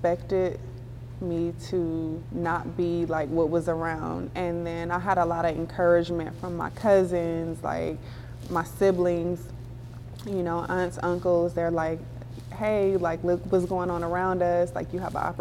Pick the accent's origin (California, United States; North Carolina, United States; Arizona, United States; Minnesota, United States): California, United States; Compton; growing up in Compton